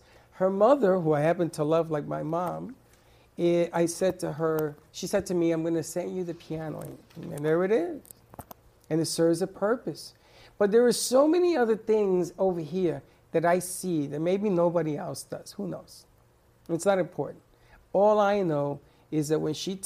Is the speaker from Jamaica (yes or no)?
no; New York City, New York, United States; moved away; I grew up in the South Bronx